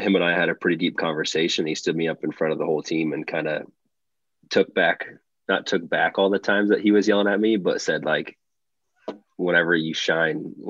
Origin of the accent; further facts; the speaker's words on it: Charleston, Illinois, United States; moved away as an adult; growing up in Charleston